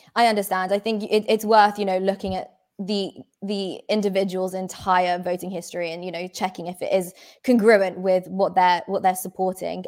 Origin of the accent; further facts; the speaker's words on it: United Kingdom; I'm British